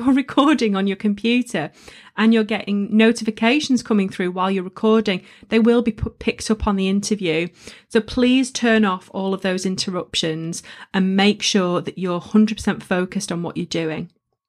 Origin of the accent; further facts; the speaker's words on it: England, United Kingdom; You know, I'm a Northern girl and I embrace my accent and it's up there for all of you to hear.